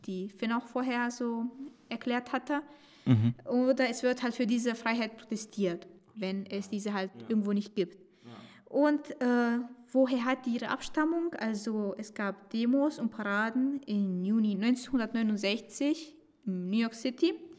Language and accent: German; Romania; moved away; ich komme aus Rumänien